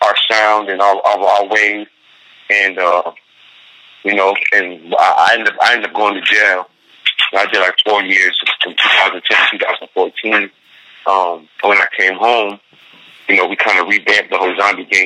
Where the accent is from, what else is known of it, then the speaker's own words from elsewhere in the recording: Syracuse, New York, United States; now in Buffalo, United States; I grew up in Syracuse, that's where I'm born and raised